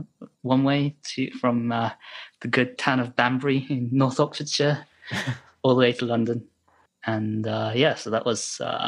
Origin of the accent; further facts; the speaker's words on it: Sapporo, Hokkaido, Japan; born there; It was registered in Sapporo, Hokkaido, because I was born there.